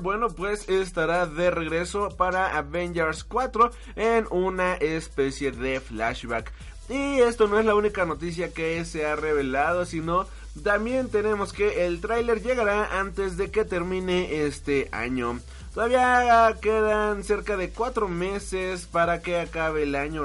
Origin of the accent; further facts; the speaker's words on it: Mexico; a mí como mexicano